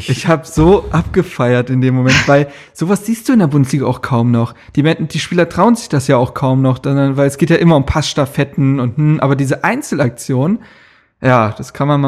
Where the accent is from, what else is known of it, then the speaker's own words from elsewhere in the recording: Bremen, Germany; Aber äh, ja, ich glaube, als Bremer, ich weiß nicht, was ich danach gemacht hätte.